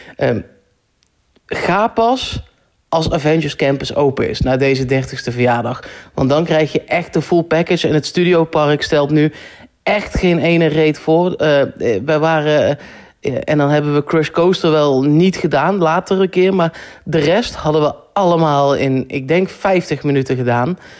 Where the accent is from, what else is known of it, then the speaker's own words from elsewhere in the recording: Netherlands; ik kan daar als Nederlander